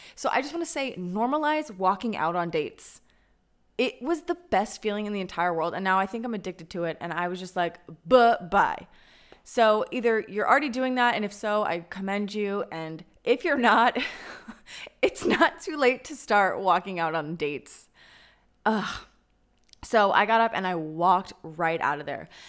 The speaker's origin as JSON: {"language": "English", "town": "Denver", "region": "Colorado", "country": "United States", "tie": "born or raised there", "moved": "as an adult", "lives_now": "Tel Aviv, Israel", "said": "my hometown of Denver, Colorado"}